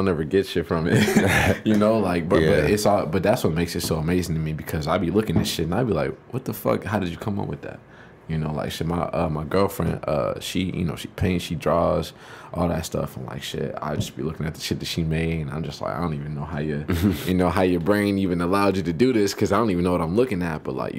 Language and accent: English; Savannah, Georgia, United States; I'm from Savannah, Georgia.